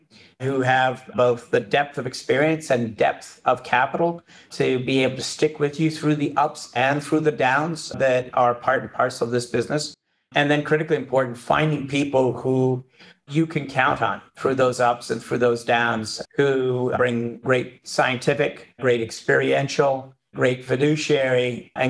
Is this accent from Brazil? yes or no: no; Canada; moved away as an adult; I'm Canadian.